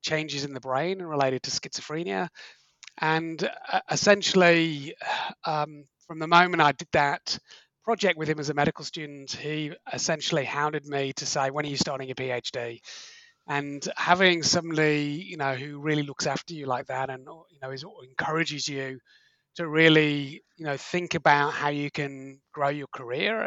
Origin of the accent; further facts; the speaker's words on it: Liverpool, North West England, United Kingdom; moved away as an adult; also born or lived in Manchester; now in Australia; I grew up in Liverpool in the UK, went to study medicine at Manchester University in the UK.